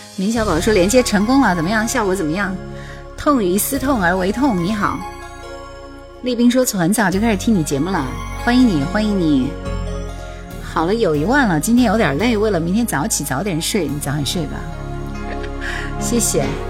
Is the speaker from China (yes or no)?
yes; Jingzhou, Hubei, China; 湖北荆州的啊，荆州的